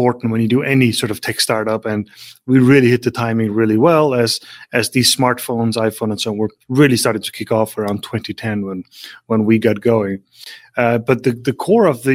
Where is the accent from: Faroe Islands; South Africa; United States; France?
Faroe Islands; I grew up in the middle of the North Atlantic on some islands with 50,000 people